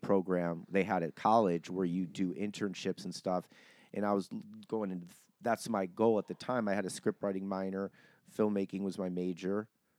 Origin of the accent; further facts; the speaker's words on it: Cleveland, Ohio, United States; I'm from Cleveland. I mean, yeah, Midwest. That's considered Ohio's Midwest.